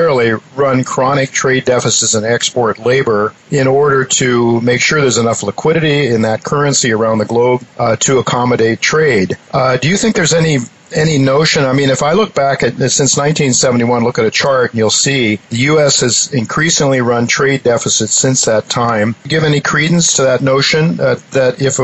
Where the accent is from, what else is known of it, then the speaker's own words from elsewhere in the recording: Ohio, United States; I'm from Ohio